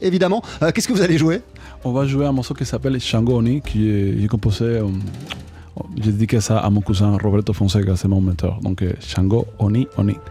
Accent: Cuba; French is a second language; moved away as an adult; also born or lived in Paris, France; now in France; en grandissant à, Cuba, bien sûr qu'on a, une culture musicale très forte

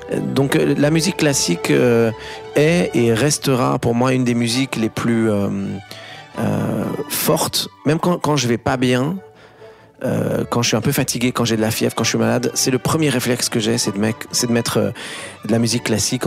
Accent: Beirut, Beirut Governorate, Lebanon; Beyrouth, pour moi, c'est, c'est à la fois le, l'endroit où je suis né, c'est mon enfance

